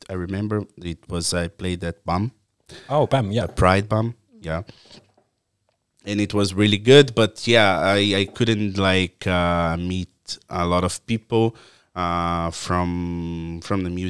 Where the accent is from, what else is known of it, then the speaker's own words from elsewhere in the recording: Brazil; English is a second language; moved away as an adult; Uh, also, but I started producing like just a little bit before I moved from Brazil. Uh, so when we are starting to, to do more parties, I had to leave. So then uh, we also my friend that was producing with me, he also moved from my town.